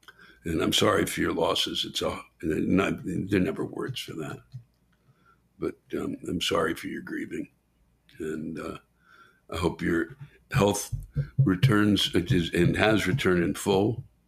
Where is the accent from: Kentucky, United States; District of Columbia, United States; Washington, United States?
Kentucky, United States; accent: southern; When I leave this state, my accent comes with me and I am immediately ID'd as a southerner. I am often asked stupid fucking questions about the people here and the stereotypes associated with Kentucky.